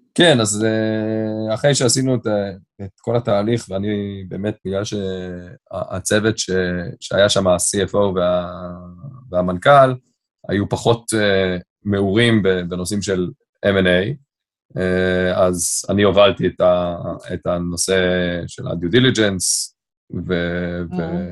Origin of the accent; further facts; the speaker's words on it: Tel Aviv, Tel Aviv District, Israel; first language English; Hebrew is a second language; also born or lived in London; גדלתי ברמת אביב